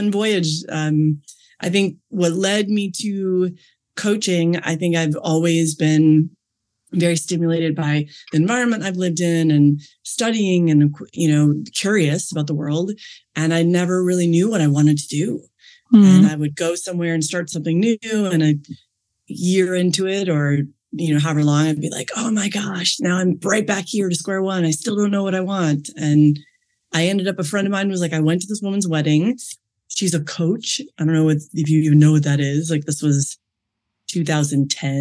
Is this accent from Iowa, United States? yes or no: yes; Iowa, United States; also born or lived in Milwaukee, Wisconsin; I was raised in the Midwest in the United States. So I'm from Milwaukee originally, but grew up in Iowa